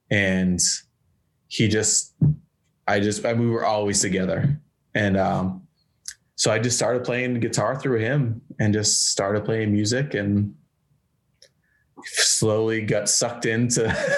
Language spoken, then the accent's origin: English; Marlborough, Massachusetts, United States; Like I grew up in Massachusetts, like right between Boston and Worcester, this little town called Marlborough. And I mean, I just grew up in a little town, but like smaller town.